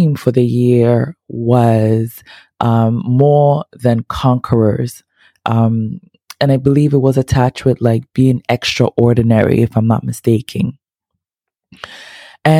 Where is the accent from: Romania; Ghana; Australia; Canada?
Ghana; I'm not Haitian, as y'all know, I am so Ghanaian.